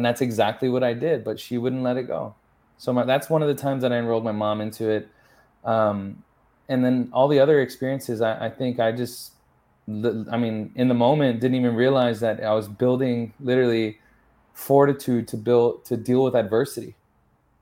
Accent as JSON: {"language": "English", "town": "San Antonio", "region": "Texas", "country": "United States", "tie": "born or raised there", "also_born_or_lived": "Los Angeles / Austin", "first_language": "English", "said": "I grew up in San Antonio, all around the city, basically. So San Antonio streets made me and raised me"}